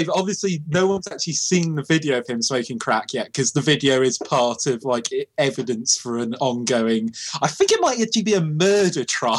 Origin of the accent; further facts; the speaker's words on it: Canada; Yeah, because we're Canadian and that's how this country works, but I don't know anymore.